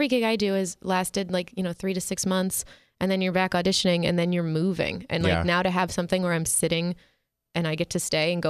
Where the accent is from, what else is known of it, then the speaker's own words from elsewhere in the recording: Ohio, United States; moved away as an adult; also born or lived in New York / Florida; I'm from Ohio. Yeah. I moved to New York